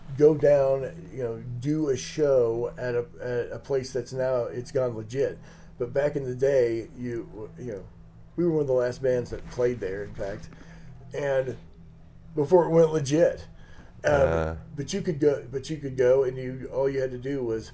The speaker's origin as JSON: {"language": "English", "town": "Maryville", "region": "Missouri", "country": "United States", "moved": "as an adult", "lives_now": "Kansas City, United States", "said": "I'm from this, you know, small town, Northwest Missouri"}